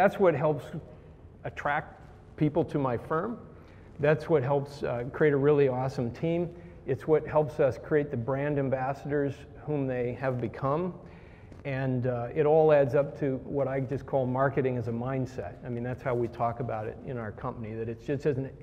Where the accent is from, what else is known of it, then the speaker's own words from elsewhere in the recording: Indiana, United States; moved away; I grew up in Indiana in a cornfield